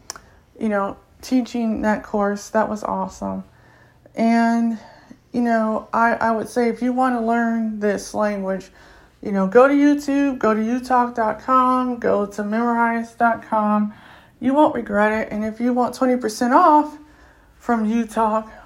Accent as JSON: {"language": "English", "country": "United States", "said": "I'm American, I'm from the U.S."}